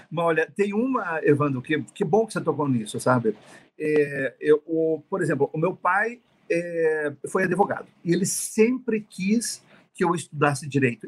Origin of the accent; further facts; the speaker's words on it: Brazil; nós somos brasileiros, eu sou brasileiro